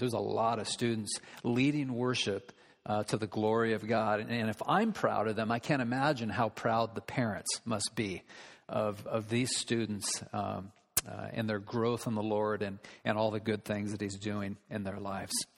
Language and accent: English; United States; we as American citizens